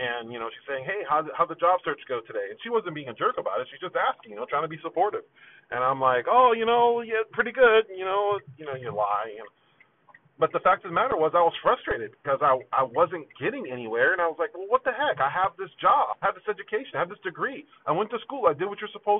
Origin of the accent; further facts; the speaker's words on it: Phoenix, Arizona, United States; also born or lived in New Haven, Connecticut; I grew up on the west side of Phoenix